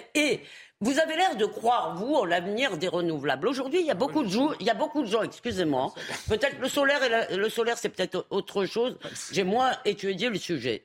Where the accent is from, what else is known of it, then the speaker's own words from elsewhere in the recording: Épinay-sur-Seine, Île-de-France, France; Quand j'étais jeune à Épinay-sur-Seine